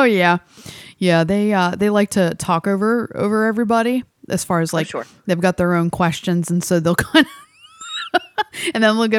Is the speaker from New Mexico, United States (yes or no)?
yes; New Mexico, United States; now in Arizona, United States; from Arizona, but I'm originally from New Mexico.